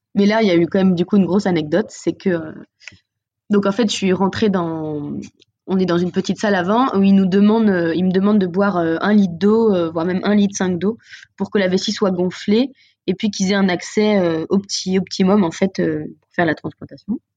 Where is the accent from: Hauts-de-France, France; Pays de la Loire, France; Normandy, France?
Pays de la Loire, France; Nantes; on est de Nantes